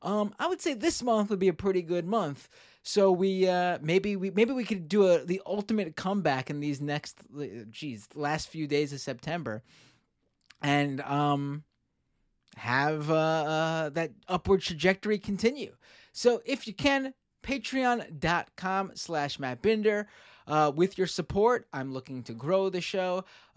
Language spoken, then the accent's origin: English; New York, United States; growing up in New York